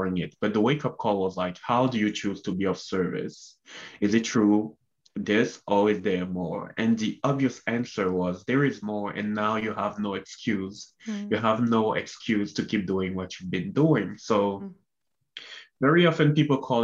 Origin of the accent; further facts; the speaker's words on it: Cameroon; moved away as an adult; also born or lived in Canada; I was born and raised in Cameroon, Central Africa